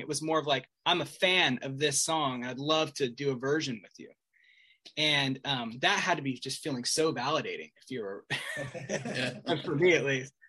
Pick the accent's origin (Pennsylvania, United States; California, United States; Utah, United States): Utah, United States; Salt Lake City; I'm from Salt Lake, but I am from like a small neighborhood